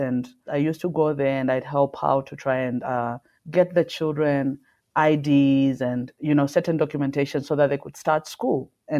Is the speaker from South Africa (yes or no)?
yes; South Africa; Well, I'm South African Zimbabwean. My mom is Zimbabwean.